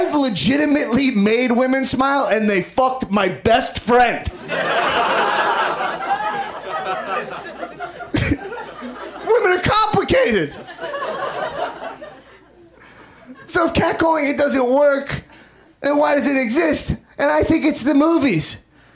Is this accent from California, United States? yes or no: no; New York, United States; now in Los Angeles, United States; I'm from New York.